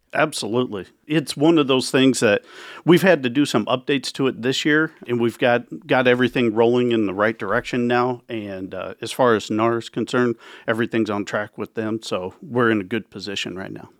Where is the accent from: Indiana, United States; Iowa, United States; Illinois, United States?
Iowa, United States; Carter Lake; also born or lived in Council Bluffs, Iowa; I grew up in Carter Lake. I moved to Count's Bluffs when I bought my first home